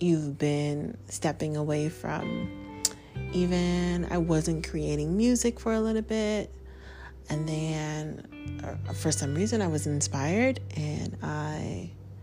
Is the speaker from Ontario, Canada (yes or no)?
yes; Toronto, Ontario, Canada; I'm an artist from Toronto, Canada